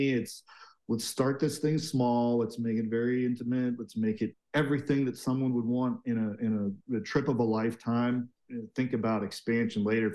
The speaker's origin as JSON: {"language": "English", "town": "Seattle", "region": "Washington", "country": "United States", "tie": "born or raised there", "also_born_or_lived": "Asia", "moved": "as an adult", "lives_now": "Park City, United States", "said": "I grew up in Seattle, went to University of Washington"}